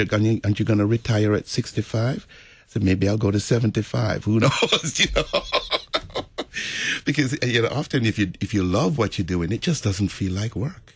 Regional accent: Jamaica; moved away; also born or lived in New York; in the Roman Catholic Church where I grew up in Jamaica

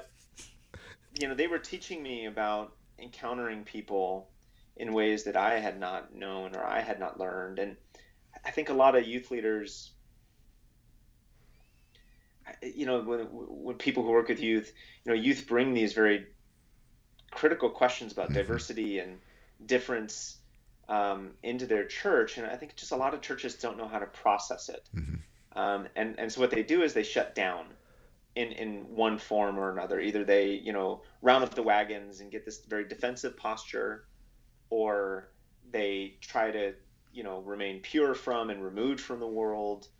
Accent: Los Angeles, California, United States; I grew up in Los Angeles, which I thought was normal when I was growing up there.

